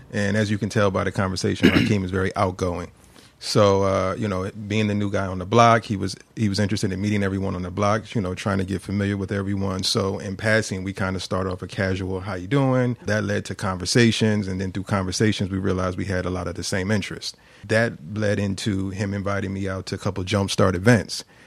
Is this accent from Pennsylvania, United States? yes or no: yes; Philadelphia, Pennsylvania, United States; I grew up in the Queen Lane housing development